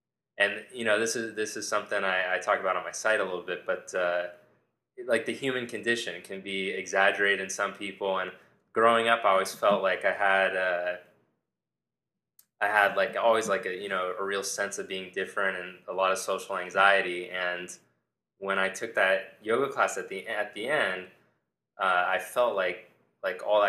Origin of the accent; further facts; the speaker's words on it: Southern California, United States; I grew up in Southern California